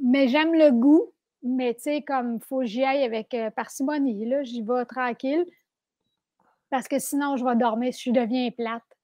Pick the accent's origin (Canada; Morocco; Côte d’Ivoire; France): Canada; Sainte-Adèle, Quebec; je viens de Mont-Roland, Saint-Adèle. Euh, je suis très contente d'avoir grandi là